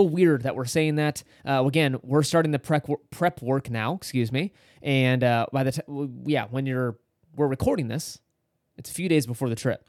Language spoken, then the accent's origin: English; California, United States; We're from California